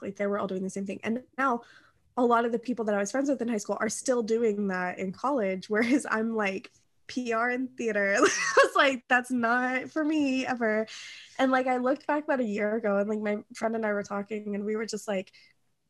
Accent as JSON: {"language": "English", "region": "Kentucky", "country": "United States", "tie": "born or raised there", "said": "I'm literally from Kentucky"}